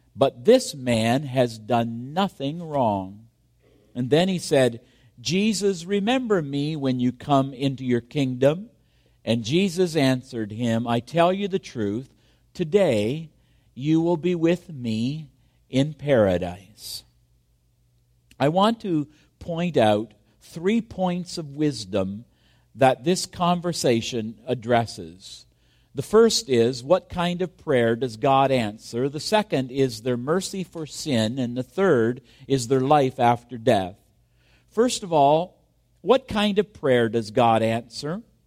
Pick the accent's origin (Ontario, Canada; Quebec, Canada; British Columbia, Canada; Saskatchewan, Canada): Ontario, Canada; Kingston; my hometown of Kingston, Ontario